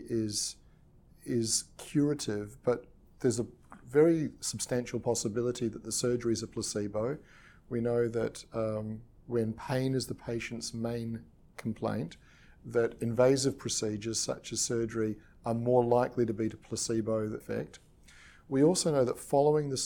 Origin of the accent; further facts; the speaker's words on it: Australia; also born or lived in New Zealand / England; now in United Kingdom; I was born in New Zealand, and I grew up in Australia, and I currently practice in England and UK, United Kingdom